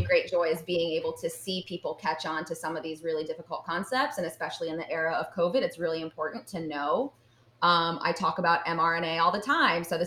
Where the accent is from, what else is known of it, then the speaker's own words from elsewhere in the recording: Chesapeake, Virginia, United States; now in Richmond, United States; I grew up in Chesapeake, Virginia